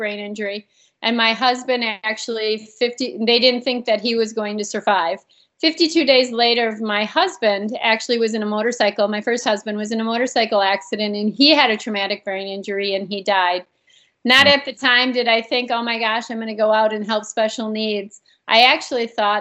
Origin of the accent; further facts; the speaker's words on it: East Troy, Wisconsin, United States; also born or lived in Milwaukee; So I grew up in East Troy, Wisconsin. I grew up on a dairy farm.